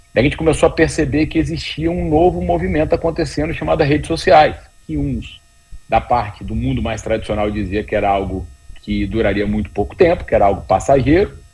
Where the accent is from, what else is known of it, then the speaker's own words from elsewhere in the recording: Vitória, Espírito Santo, Brazil; moved away as an adult; now in São Paulo, Brazil; sou do Espírito Santo e o Espírito Santo, na época, as pessoas pouco sabiam. Eu falava que eu era de Vitória